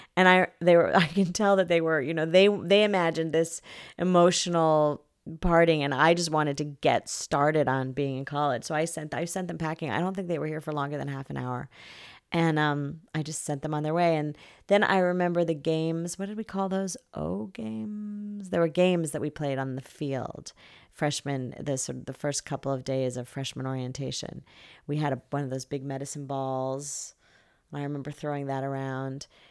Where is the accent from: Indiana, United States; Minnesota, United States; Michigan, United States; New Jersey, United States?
New Jersey, United States; moved away as an adult; now in California, United States; from New Jersey, where I grew up